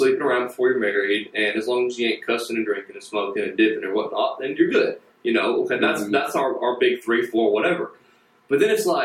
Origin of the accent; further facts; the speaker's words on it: the Bible Belt, United States; you're born and raised in the Bible Belt, small-time USA